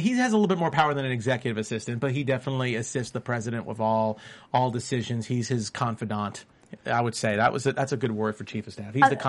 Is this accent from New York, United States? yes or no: yes; New York, United States; As a New Yorker